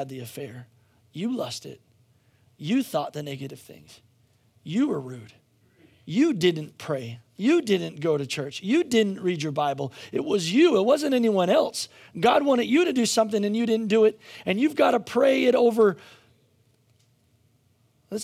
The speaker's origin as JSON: {"language": "English", "region": "Pennsylvania", "country": "United States", "tie": "born or raised there", "said": "I grew up in Pennsylvania in coal country"}